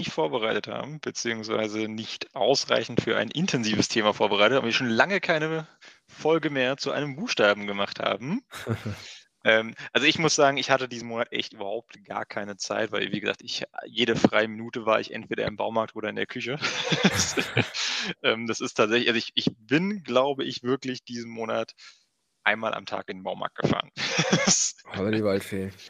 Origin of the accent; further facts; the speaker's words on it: Switzerland; Ich komme aus der Schweiz und ich würde, ah. wenn du Bock hast, äh, von der Schweiz halt nach Koblenz fahren.